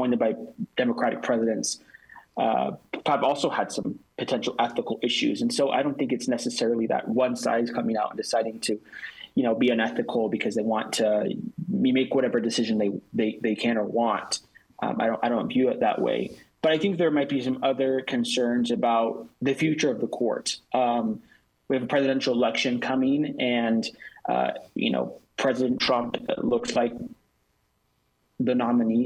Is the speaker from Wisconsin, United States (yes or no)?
no; Albuquerque, New Mexico, United States; also born or lived in Utah; I'm from Albuquerque, New Mexico